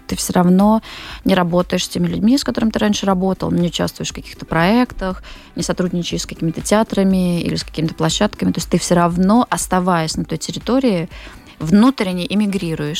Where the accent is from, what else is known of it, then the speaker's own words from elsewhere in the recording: Moscow, Russia; moved away as an adult; я там 20 лет жила и работала в Москве, я вообще москвичка